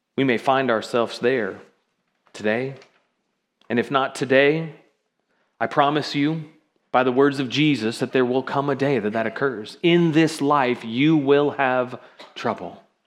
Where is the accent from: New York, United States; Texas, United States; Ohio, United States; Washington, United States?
Washington, United States; Seattle; also born or lived in South Florida; now in Kirkville area, United States; I grew up in Seattle